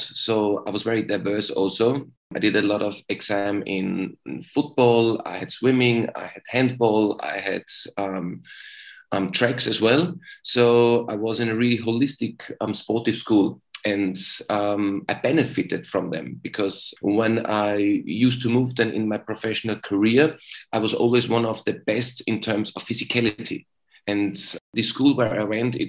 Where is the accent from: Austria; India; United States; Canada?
Austria; Graz, Styria; English is a second language; moved away as an adult; also born or lived in England; Sturm Graz, at my hometown club